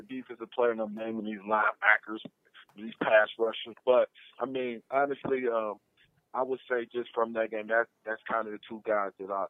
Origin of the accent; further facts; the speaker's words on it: Wisconsin, United States; And so we come from Wisconsin.